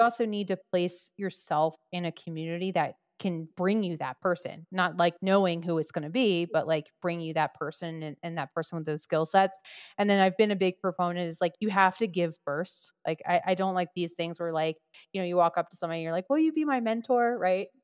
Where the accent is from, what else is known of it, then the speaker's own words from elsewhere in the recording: New Jersey, United States; I'm from Jersey